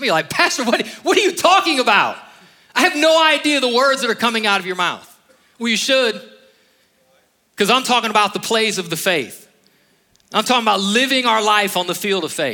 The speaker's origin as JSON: {"language": "English", "region": "Northeast Ohio", "country": "United States", "tie": "born or raised there", "moved": "as an adult", "said": "I was raised in Ohio"}